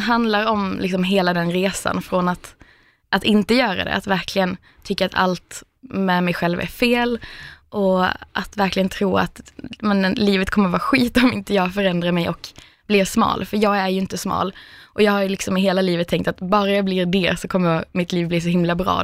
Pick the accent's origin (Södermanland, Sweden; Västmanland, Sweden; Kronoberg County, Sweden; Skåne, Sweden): Skåne, Sweden; moved away as an adult; also born or lived in Stockholm; hade jag flyttat från liksom Skåne där jag kommer ifrån också, till Stockholm